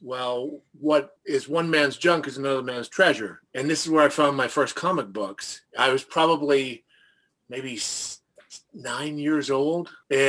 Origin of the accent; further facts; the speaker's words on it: Canada; I grew up in Canada